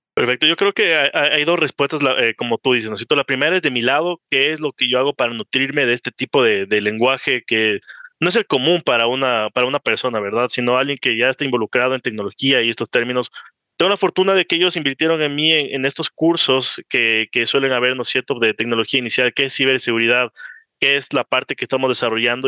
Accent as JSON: {"language": "Spanish", "country": "Ecuador", "also_born_or_lived": "Miami", "said": "tengo 27 años, soy ecuatoriano"}